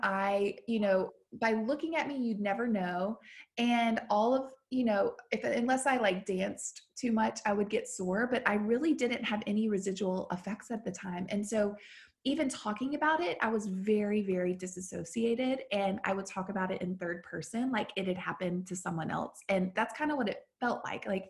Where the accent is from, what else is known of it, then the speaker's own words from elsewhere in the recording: the South, United States; now in Nashville, United States; I grew up in the South